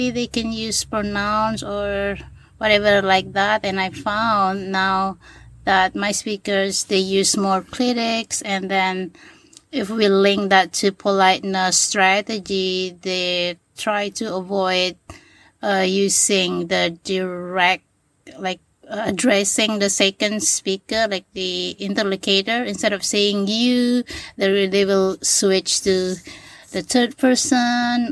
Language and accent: English; Lombok, West Nusa Tenggara, Indonesia; first language Sasak; English is a second language; moved away as an adult; now in Hawaii, United States; I always went back every semester break to my hometown